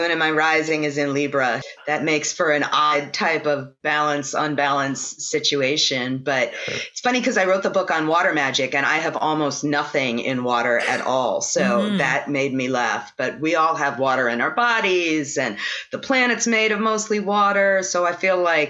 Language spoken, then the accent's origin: English; New York City, New York, United States; now in New Orleans, United States; I grew up in Brooklyn right next to the East River